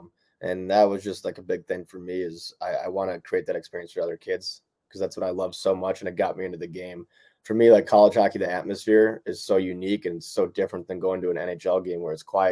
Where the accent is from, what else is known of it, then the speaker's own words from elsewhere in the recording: Minnesota, United States; growing up in Minnesota playing hockey up here